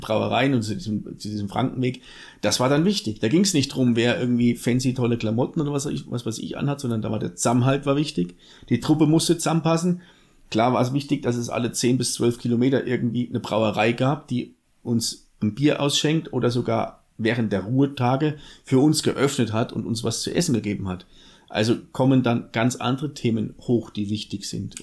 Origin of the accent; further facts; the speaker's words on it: Southern Thuringia, Germany; accent: Franconian-tinged; moved away; also born or lived in Lichtenfelser Land, Bavaria; Zugroaster aus Südthüringen. Also der südliche Zipfel von Thüringen, deswegen auch der fränkische Spracheinschlag